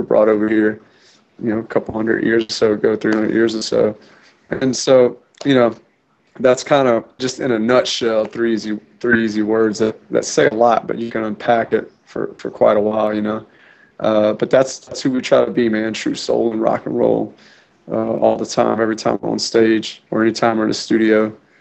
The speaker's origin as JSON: {"language": "English", "town": "New Orleans", "region": "Louisiana", "country": "United States", "tie": "born or raised there", "moved": "yes", "said": "I was born in New Orleans, Louisiana, on the mouth of the Mississippi"}